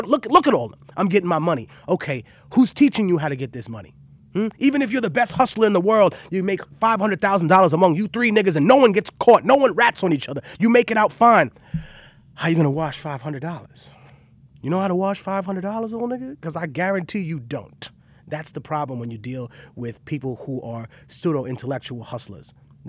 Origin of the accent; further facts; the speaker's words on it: Peru; the place I'm from Peruvian mummification.